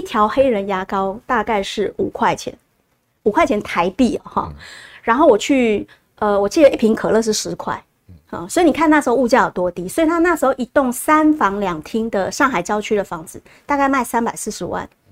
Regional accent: Taiwan; 我们台湾人

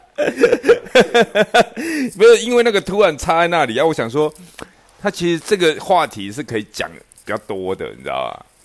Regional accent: Zhonghe, New Taipei, Taiwan; 我小时候住在中和

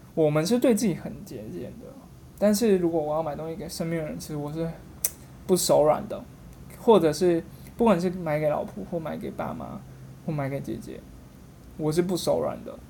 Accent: Kaohsiung, Taiwan; also born or lived in Taipei; now in Taichung, Taiwan; 我是高雄人， 那在台北念书，来台中上班

